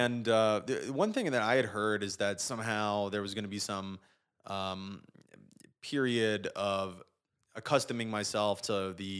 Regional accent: Manchester, Connecticut, United States; So yeah, I grew up in Manchester, Connecticut, which is near Hartford, kind of like the center of the state.

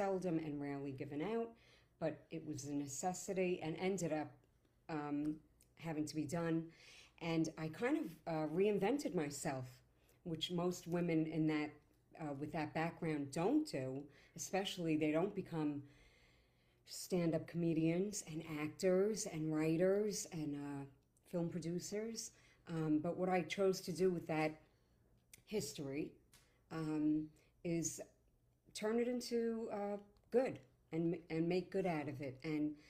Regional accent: Port Jefferson, New York, United States; I grew up in Long Island. I was born in Port Jefferson, all the way out in Long Island

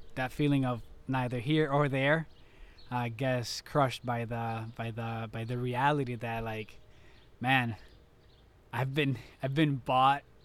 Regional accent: Puerto Rico; I'm from Puerto Rico

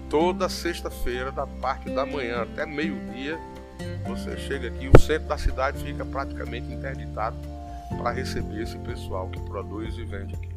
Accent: Santa Cruz, Paraíba, Brazil; a minha terra é, é, uma terra muito hospitaleira

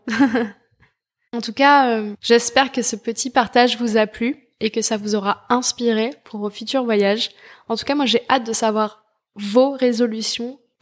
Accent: France; en tant que Français

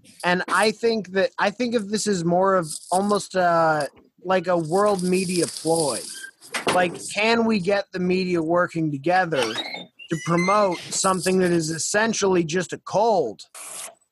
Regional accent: United States; I'm an American

